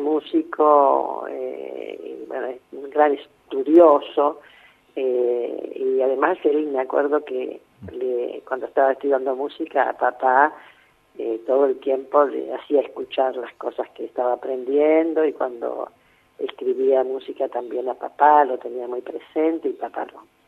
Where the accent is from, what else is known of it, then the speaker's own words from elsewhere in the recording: Villa Ballester, Buenos Aires Province, Argentina; yo soy de Villa Ballester